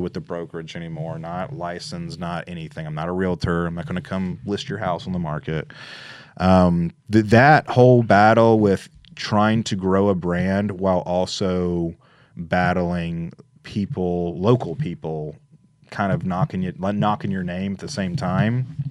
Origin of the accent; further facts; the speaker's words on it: Memphis, Tennessee, United States; moved away as an adult; also born or lived in Little Rock, Arkansas; now in Jackson, United States; I'm originally from Memphis. Uh, I moved to Jackson in about 2012.